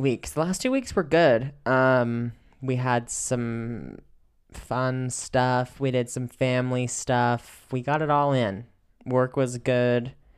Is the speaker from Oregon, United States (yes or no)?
yes; Oregon, United States; moved away; growing up in Oregon